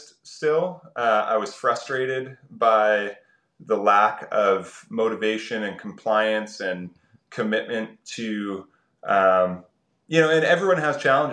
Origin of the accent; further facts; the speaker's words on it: east coast of Canada, Atlantic Canada, Canada; I grew up on the east coast of Canada, and I was pretty rural